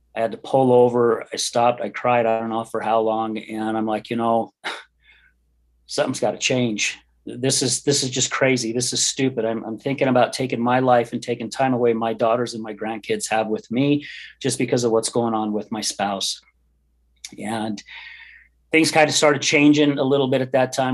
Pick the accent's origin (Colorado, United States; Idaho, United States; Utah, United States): Utah, United States; West Jordan; I grew up in West Jordan. My parents moved out there when I was about nine years old.